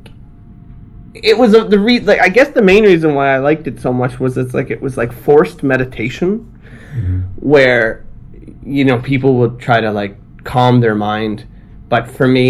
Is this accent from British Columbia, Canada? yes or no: no; Ottawa, Ontario, Canada; moved away as an adult; also born or lived in China; now in Tokyo, Japan; I'm from Canada. I'm from Ottawa, Canada.